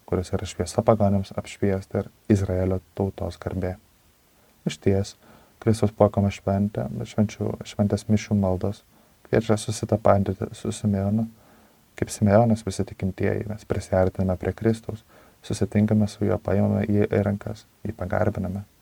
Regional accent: Lithuania; Na, mes, lietuviai, be abejonės, sakykime, greičiausiai patenkame į šią kategoriją, nesame žydai.

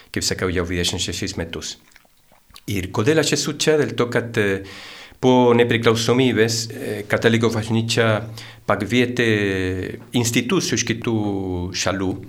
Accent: Santiago, Santiago Metropolitan Region, Chile; Lithuanian is a second language; moved away as an adult; now in Lithuania; Taip, aš e, atvykau į Lietuvą prieš jau 26 metus. Aš esu čilietis, gimiau sostinėje Santiagė

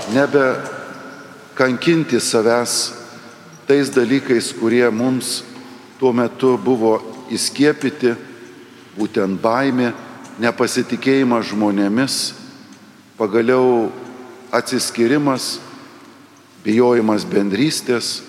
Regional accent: Lithuania; Dažnai mes, lietuviai, prisimename sovietmetį

